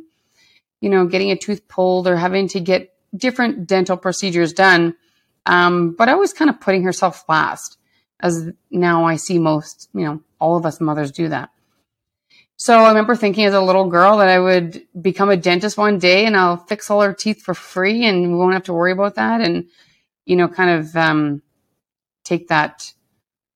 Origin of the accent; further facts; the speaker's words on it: Lac La Biche, Alberta, Canada; moved away as an adult; also born or lived in Edmonton; from growing up in a smaller town